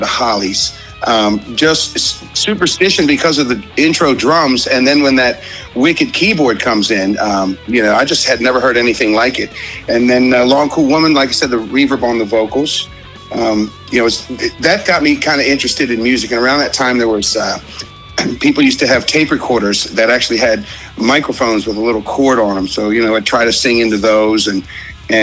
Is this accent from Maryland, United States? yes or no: yes; Fort Washington, Maryland, United States; I grew up in Fort Washington